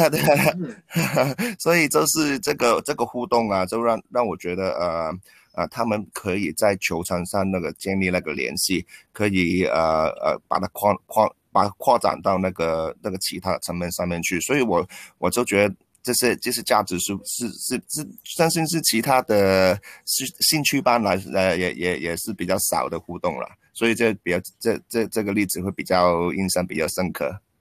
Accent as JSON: {"language": "Chinese", "country": "Hong Kong", "also_born_or_lived": "Taiwan", "said": "我是香港人，然后在台湾师大体育系的毕业，然后当过十几年的体育老师，啊，现在是一名全职的篮球教练"}